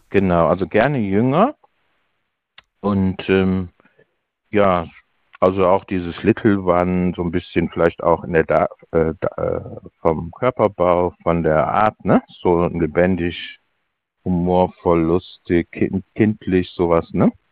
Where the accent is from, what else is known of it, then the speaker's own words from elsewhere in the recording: Cologne, North Rhine-Westphalia, Germany; Ich komme aus Köln und ich bin in den 50ern